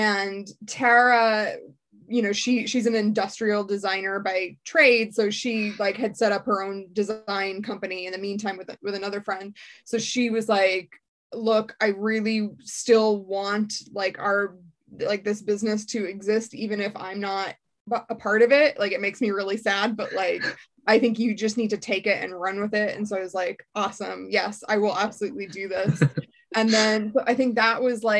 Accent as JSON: {"language": "English", "town": "Seattle", "region": "Washington", "country": "United States", "moved": "as an adult", "lives_now": "Dublin, Ireland", "said": "I'm from Seattle originally"}